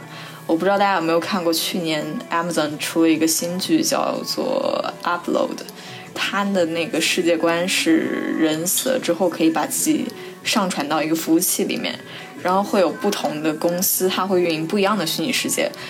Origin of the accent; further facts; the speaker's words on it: Zhejiang, China; now in United Kingdom; 现在在英国留学。我的家乡是在浙江，但我要讲的这个葬礼是我外婆的葬礼。